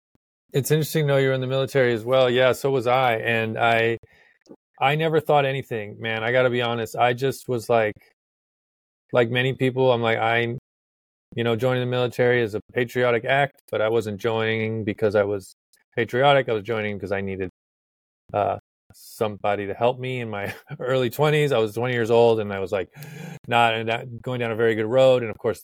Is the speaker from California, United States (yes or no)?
no; Texas, United States; now in Virginia, United States; It was quite a shock when I came from Texas, and moving to Virginia, it's totally different.